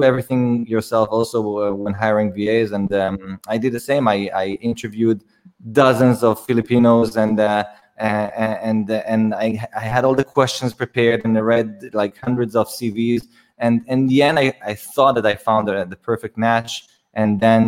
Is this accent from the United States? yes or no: no; Israel; I'm from Israel. I was born in Israel, and I go back and forth to the Philippines all the time.